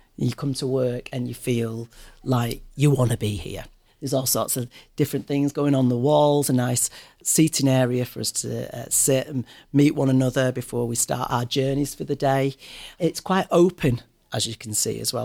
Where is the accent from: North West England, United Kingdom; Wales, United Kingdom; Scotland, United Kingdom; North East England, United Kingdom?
North West England, United Kingdom; Manchester; also born or lived in London; I love coming back to Manchester. I'm very proud of my city. I'm very proud of uh, being a Mancunian.